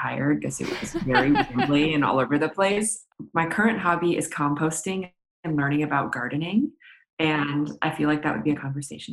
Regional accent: New York City, New York, United States; I grew up in New York City

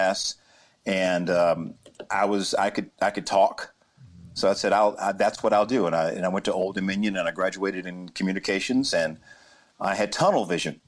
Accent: Chapel Hill, North Carolina, United States; I grew up in Chapel Hill, North Carolina

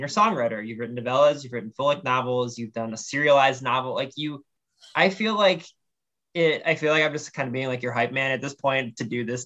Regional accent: Ohio, United States; I'm from Ohio

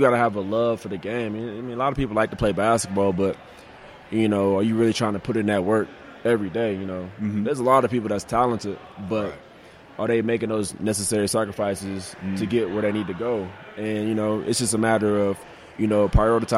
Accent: Indiana, United States; also born or lived in Tennessee; Grew up in Indiana

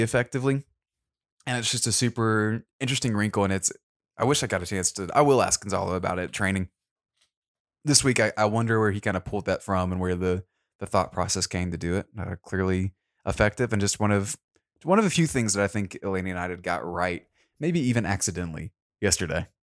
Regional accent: Georgia, United States; we're from Georgia

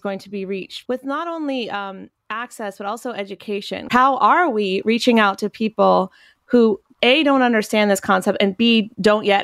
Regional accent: Chapel Hill, North Carolina, United States; I'm thinking about my hometown. Well, I'm from Chapel Hill, North Carolina

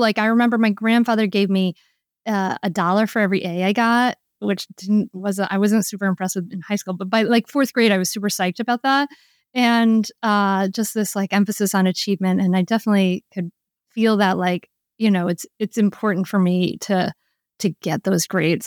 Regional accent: Rhode Island, United States; I grew up in Rhode Island.

